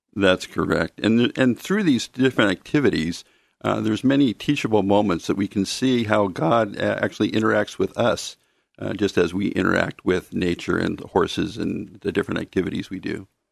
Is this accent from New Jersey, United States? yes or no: no; Mount Angel, Oregon, United States; also born or lived in Silverton, Oregon / Corvallis, Oregon; grew up in, uh, the city of Mount Angel.